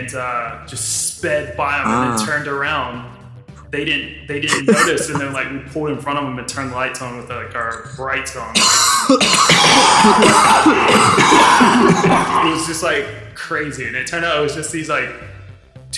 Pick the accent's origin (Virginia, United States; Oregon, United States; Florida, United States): Virginia, United States; on the North Carolina border; My hometown's right on the border, Virginia, North Carolina